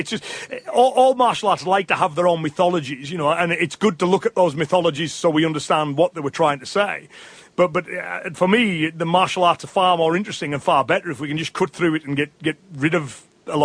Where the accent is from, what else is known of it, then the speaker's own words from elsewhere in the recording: England, United Kingdom; me as an Englishman